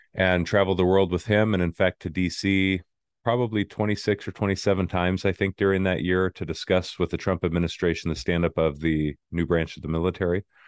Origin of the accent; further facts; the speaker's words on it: Arizona, United States; moved away; I grew up in Arizona, didn't have a military family